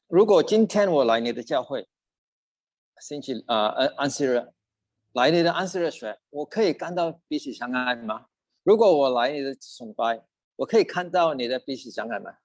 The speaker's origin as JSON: {"language": "Chinese", "region": "Sabah", "country": "Malaysia", "tie": "born or raised there", "second_language": "Chinese", "moved": "yes", "lives_now": "Australia", "said": "我是从Sabbath出生的，来到澳大利亚大概三十八年了"}